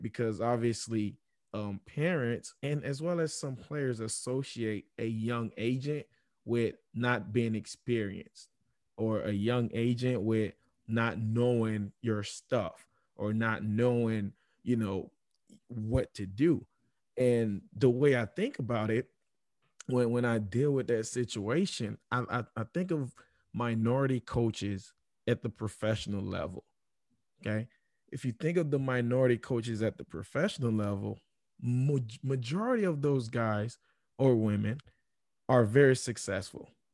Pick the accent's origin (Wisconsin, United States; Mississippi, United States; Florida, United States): Florida, United States; South; growing up in South Florida